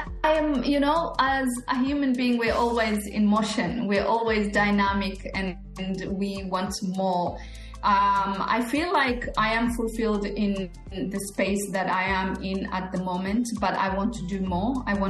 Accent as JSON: {"language": "English", "country": "Australia", "said": "you're from America, I'm from Australia"}